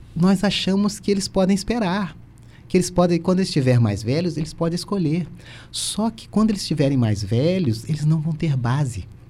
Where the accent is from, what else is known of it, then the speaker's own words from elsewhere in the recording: Volta Redonda, Rio de Janeiro, Brazil; now in Criciúma, Brazil; natural de Volta Redonda, mas meu pai é mineiro